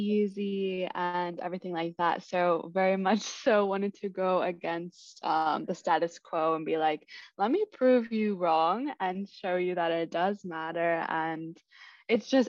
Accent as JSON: {"language": "English", "town": "Kansas City", "region": "Kansas", "country": "United States", "also_born_or_lived": "Des Moines, Iowa", "moved": "as an adult", "lives_now": "New York City, United States", "said": "I'm originally from Kansas City, Kansas"}